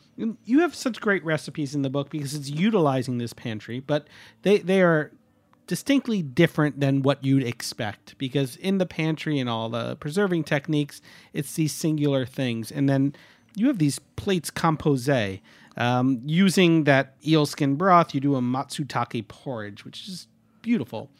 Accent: the Hudson, New York, United States; I grew up on the Hudson and learned how to fillet a shad at a very young age

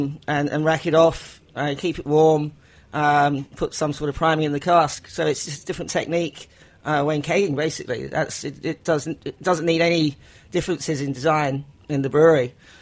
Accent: England, United Kingdom; accent: English; I'm English.

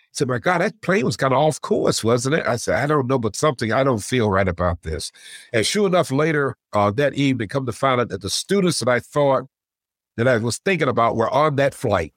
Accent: Elizabeth City, North Carolina, United States; moved away as an adult; also born or lived in Syracuse, New York; I grew up in Elizabeth City, North Carolina

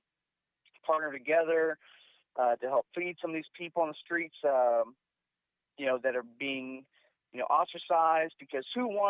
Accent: Houston, Texas, United States; now in Thailand; I'm from Houston, Texas. I live in Thailand

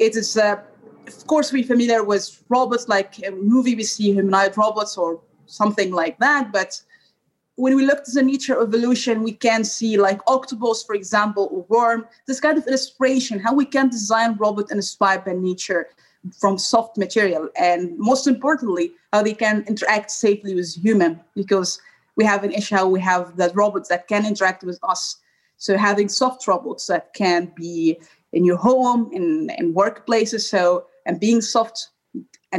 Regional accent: Egypt; moved away as an adult; now in Brussels, Belgium; I'm originally from Egypt and I have been traveling now like 5 years and I have been in different countries

